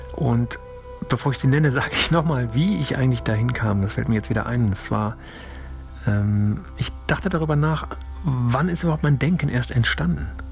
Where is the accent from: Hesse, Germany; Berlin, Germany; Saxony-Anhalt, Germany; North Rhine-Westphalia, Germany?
North Rhine-Westphalia, Germany; Cologne; ich bin in Köln aufgewachsen